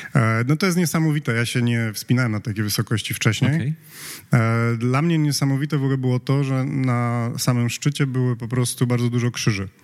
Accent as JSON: {"language": "Polish", "country": "Poland", "said": "jesteśmy z Polski"}